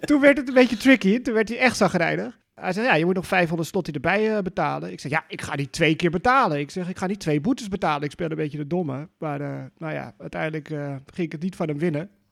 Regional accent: Netherlands; Dus dat ben je ook wel als Nederlander aan gewend

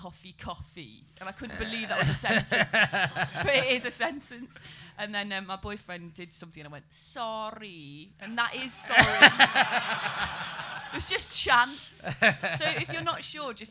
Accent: Derbyshire, East Midlands, United Kingdom; now in London, United Kingdom; I'm from Derbyshire

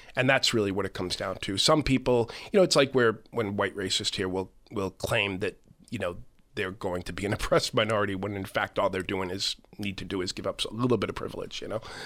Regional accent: Massachusetts, United States; I'm, I'm from Massachusetts

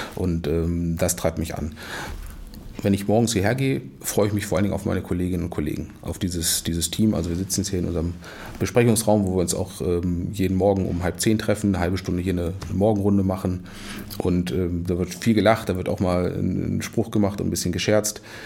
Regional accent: Wolfsburg, Lower Saxony, Germany; now in Kiel, Germany; geboren in Wolfsburg

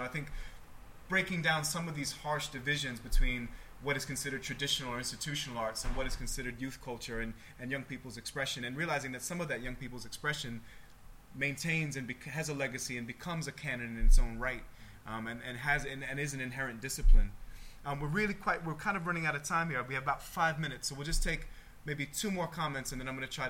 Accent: United States; As an American, I'd like to challenge that idea.

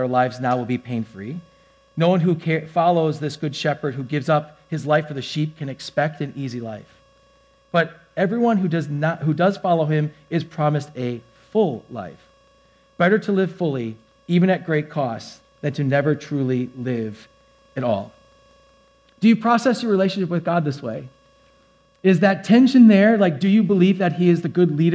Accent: Wisconsin, United States; I'm from Wisconsin

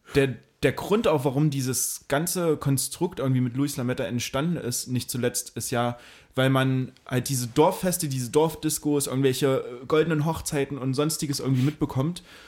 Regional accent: Mühlhausen, Thuringia, Germany; now in Dresden, Germany; Mühlhausen, meine Heimat

